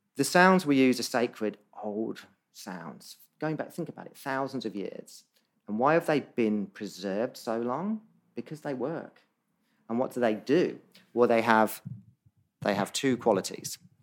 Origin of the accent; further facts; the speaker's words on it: Northampton, East Midlands, United Kingdom; also born or lived in Bondi, Sydney, Australia; now in Sydney, Australia; Northampton where I grew up in England